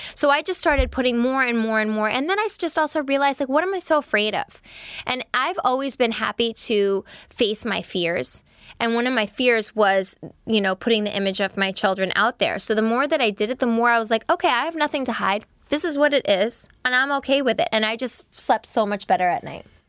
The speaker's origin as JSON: {"language": "English", "region": "New York", "country": "United States", "said": "I'm a New Yorker."}